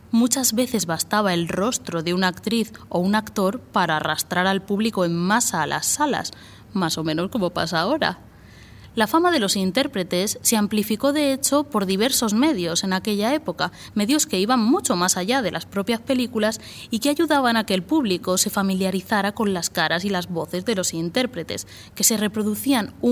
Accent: Albacete, Castilla-La Mancha, Spain; accent: Albacete; con mi acento de Albacete

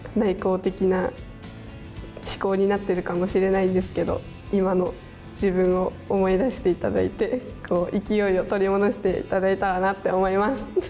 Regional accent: Matsudo, Chiba, Japan; 千葉県の松戸市出

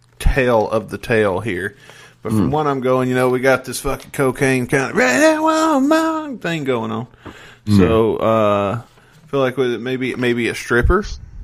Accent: the South, United States; I'm from the South, which in America is the most patriotic of the areas to be in.

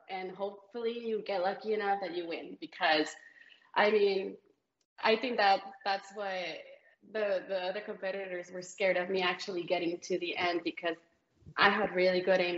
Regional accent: Celaya, Guanajuato, Mexico; now in San Antonio, United States; I'm Mexican. Yeah, I was born in Guanajuato, Mexico, in Celaya, in a little, very little town on the side of the mountains.

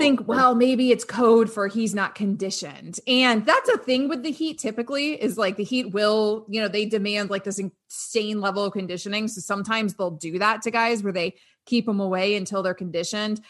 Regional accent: Sarasota, Florida, United States; Jeff and I grew up in Sarasota, Florida

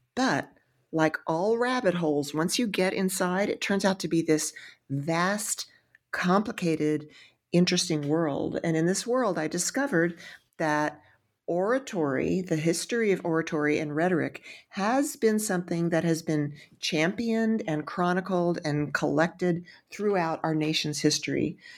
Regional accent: Texas, United States; I'm from Texas

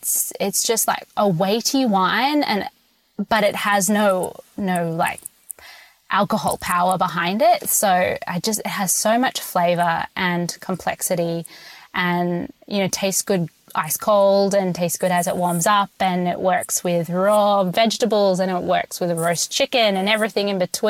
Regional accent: Sydney, New South Wales, Australia; now in United States; I mean, I'm from Sydney, and Semillon kind of flows like water over there

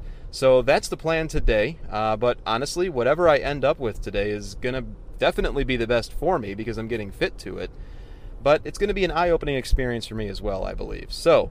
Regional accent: near Tinley Park, Illinois, United States; So it's just a short drive away from my hometown

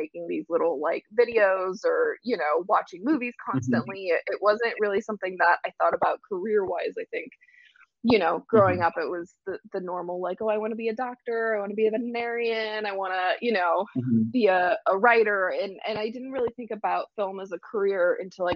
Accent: Central Illinois, United States; I grew up in Central Illinois

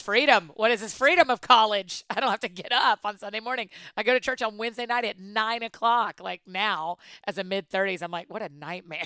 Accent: Atlanta, Georgia, United States; moved away as an adult; now in Nashville, United States; I was born and raised in Atlanta

